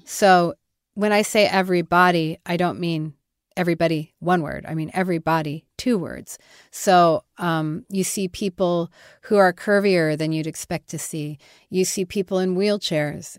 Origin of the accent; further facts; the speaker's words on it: Denver, Colorado, United States; also born or lived in Kansas; I was born in Denver